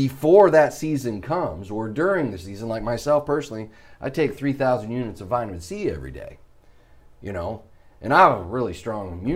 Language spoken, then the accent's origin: English; Chicago, Illinois, United States; moved away; I grew up in Chicago